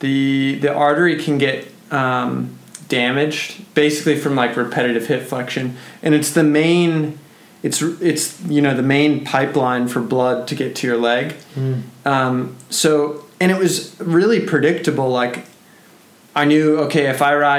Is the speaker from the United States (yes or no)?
yes; United States; as an American rider